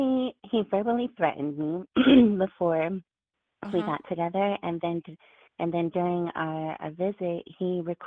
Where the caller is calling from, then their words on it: Washington, District of Columbia, United States; Hi, this is … from D.C.